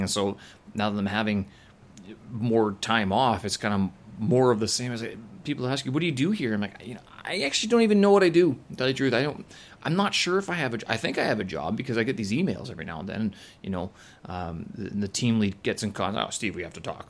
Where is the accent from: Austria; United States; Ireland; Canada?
Canada; Winnipeg, Manitoba; moved away; my hometown, back in Winnipeg